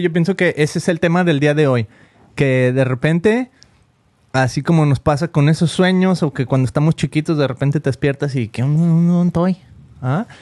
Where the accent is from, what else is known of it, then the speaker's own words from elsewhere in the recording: Mexico; now in United States; tenemos 16 años aquí en Estados Unidos y sin papeles. Entonces de repente yo pues me considero un mexicano